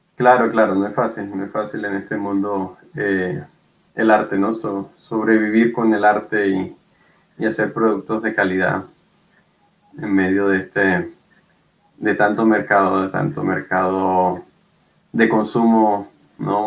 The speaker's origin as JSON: {"language": "Spanish", "town": "Barranquilla", "region": "Atlántico", "country": "Colombia", "said": "Yo soy de Barranquilla, una ciudad en el Caribe colombiano"}